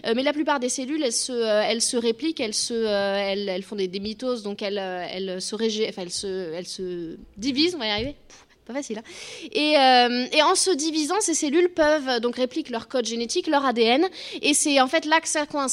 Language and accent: French; Bordeaux, Nouvelle-Aquitaine, France; je suis de Bordeaux, pas très loin